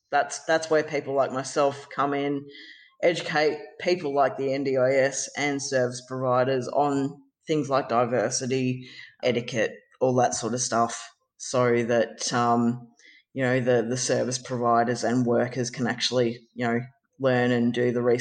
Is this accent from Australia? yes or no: yes; Ballarat, Victoria, Australia; moved away as an adult; now in Geelong, Australia; Uh, I grew up in Ballarat. I'm now living in Geelong. I have been living in Geelong for over well, since 2007.